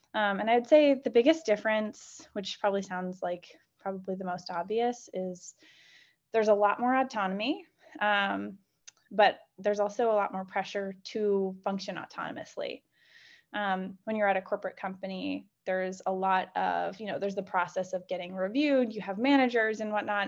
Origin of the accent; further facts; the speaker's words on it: Chicago, Illinois, United States; moved away; I'm originally from Chicago.